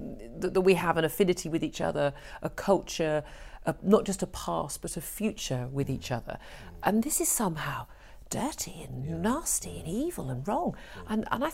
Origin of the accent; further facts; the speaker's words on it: Birmingham, West Midlands, United Kingdom; born there; I was born in Birmingham.